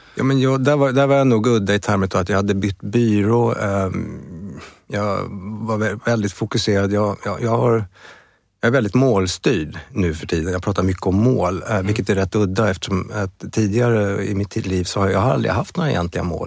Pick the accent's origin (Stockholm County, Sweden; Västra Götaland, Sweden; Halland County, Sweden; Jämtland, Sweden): Stockholm County, Sweden; Stockholm; also born or lived in Uppsala; Jag är född i Stockholm i Bromma